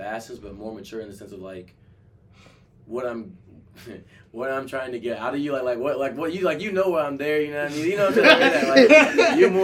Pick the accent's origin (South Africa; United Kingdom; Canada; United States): United States; Atlanta, Georgia; moved away; I'm from Atlanta. Like I'm from the South